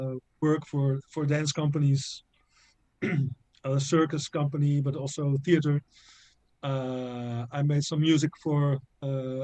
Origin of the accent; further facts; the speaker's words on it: near Tilburg, North Brabant, Netherlands; I am from the Netherlands. I'm living now in Tilburg in the south of the Netherlands. I was born 10 kilometers from here in a small village.